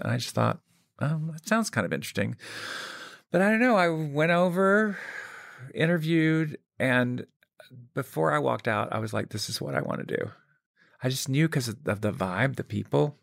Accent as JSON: {"language": "English", "town": "Birmingham", "region": "Alabama", "country": "United States", "tie": "born or raised there", "said": "I grew up in Birmingham, Alabama"}